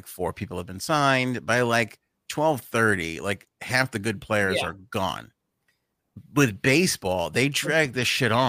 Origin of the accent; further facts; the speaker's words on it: United Kingdom; Where are you from? British. End of conversation. That's it.